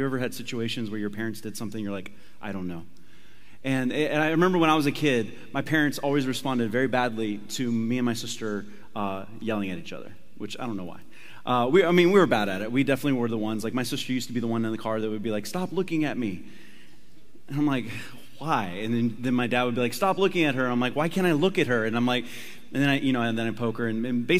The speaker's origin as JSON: {"language": "English", "region": "Tennessee", "country": "United States", "tie": "born there", "said": "It's okay, I can say that I was born in Tennessee."}